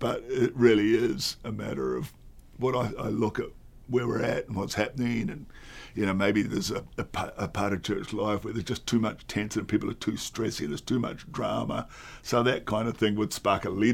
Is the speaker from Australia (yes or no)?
yes; Australia; I'm an Australian.